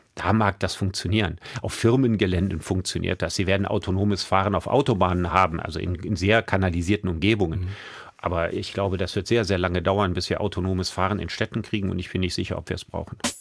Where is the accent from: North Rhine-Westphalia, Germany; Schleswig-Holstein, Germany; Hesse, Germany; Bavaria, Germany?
North Rhine-Westphalia, Germany; Solingen; now in Düsseldorf, Germany; Ich hab den aber in Solingen gemacht. Also da, wo ich aufgewachsen bin